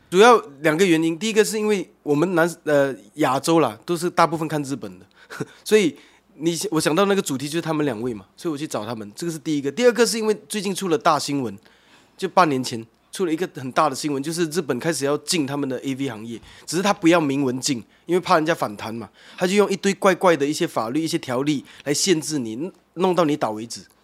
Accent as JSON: {"language": "Chinese", "country": "Malaysia", "tie": "born or raised there", "moved": "as an adult", "lives_now": "Taiwan", "said": "我本身是马来西亚人，那，那边本来就很多文化在那边的。 不同宗教，然后几， 几种不同的庙宇，那， 那， 那清真寺跟基督教堂跟天主教堂跟佛庙是在隔壁的，这样。 这个是我们从小长大的环境"}